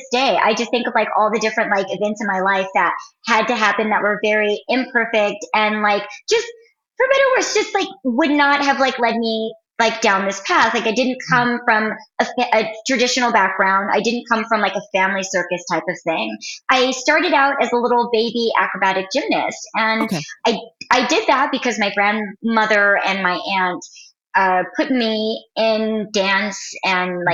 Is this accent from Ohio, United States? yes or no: no; San Jose, California, United States; I'm from San Jose, California